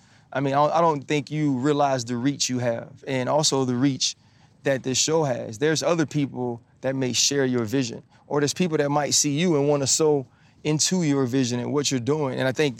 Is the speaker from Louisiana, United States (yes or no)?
yes; Louisiana, United States; Ball, like I'm from Louisiana.